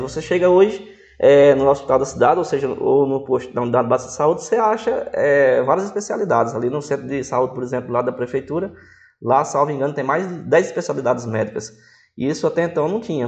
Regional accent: Northeast Region, Brazil; moved away; eu não sou daqui, sou nordestino

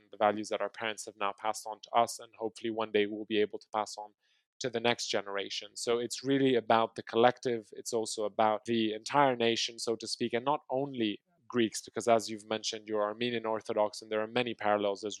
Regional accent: Kinshasa, DR Congo; also born or lived in Maputo, Mozambique; now in Greece; I was brought up in Kinshasa

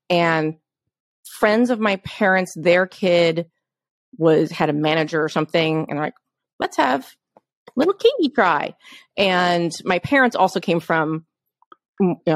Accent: New York, United States; as a child growing up in New York, I was a child actor

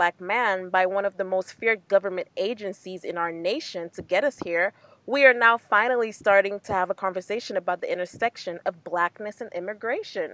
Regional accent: Dominica; I am from Dominica.

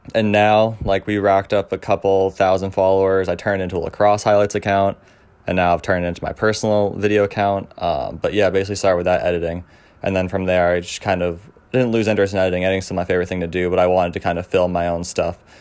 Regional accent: Cape Elizabeth, Maine, United States; I'm from Cape Elizabeth, Maine, which is right outside of Portland.

